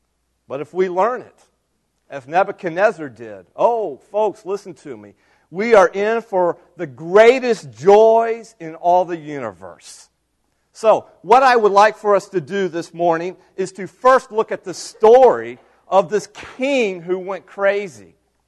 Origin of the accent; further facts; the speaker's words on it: United States; as American citizens